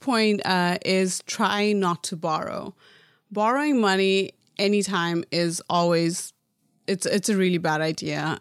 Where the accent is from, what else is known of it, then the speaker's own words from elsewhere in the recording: Nepal; moved away as an adult; now in United States; growing up in Nepal